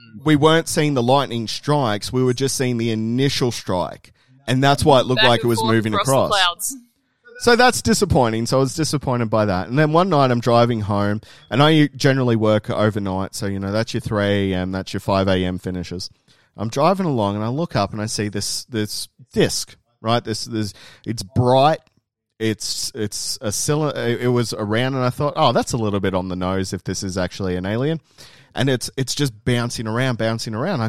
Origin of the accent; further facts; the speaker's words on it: Tumut, New South Wales, Australia; where I was growing up in Tumut